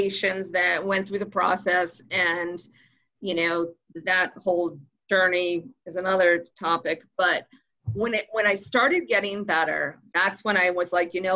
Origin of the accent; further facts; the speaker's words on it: Boston, Massachusetts, United States; moved away; I'm originally from Boston